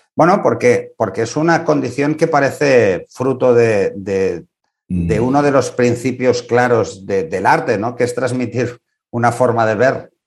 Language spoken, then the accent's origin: Spanish; Spain; en este país